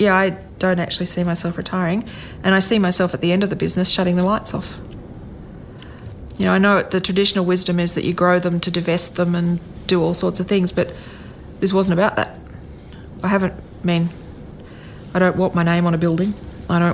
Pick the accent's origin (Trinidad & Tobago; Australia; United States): Australia; Canberra, Australian Capital Territory; I grew up in Canberra.